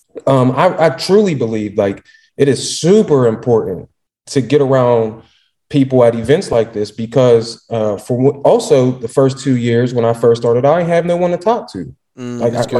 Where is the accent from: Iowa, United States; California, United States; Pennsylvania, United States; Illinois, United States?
Pennsylvania, United States; Pittsburgh; I'm from Pittsburgh